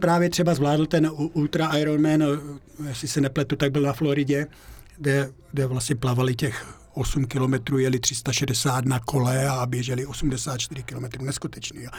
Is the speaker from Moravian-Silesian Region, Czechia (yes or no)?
no; Moravian Slovakia, near Uherské Hradiště, Zlín Region, Czechia; moved away as an adult; now in Austria; já pocházím ze, Slova, ze Slovácka, jo, žil jsem tam vlastně 25 let, no, no 25 let a ten kraj miluju kolem Uherského radiště